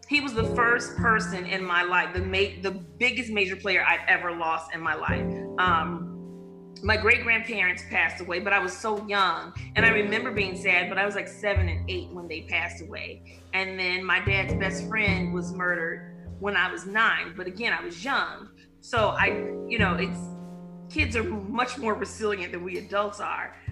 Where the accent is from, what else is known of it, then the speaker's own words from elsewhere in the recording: Chicago, Illinois, United States; also born or lived in Louisiana; I was born and raised in Chicago